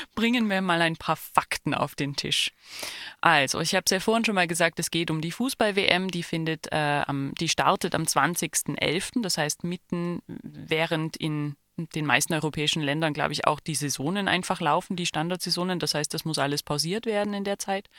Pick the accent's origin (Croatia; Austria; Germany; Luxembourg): Germany; als Deutsche